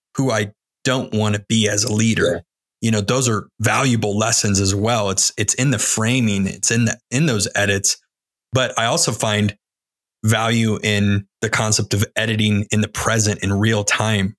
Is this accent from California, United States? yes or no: yes; California, United States; From California as well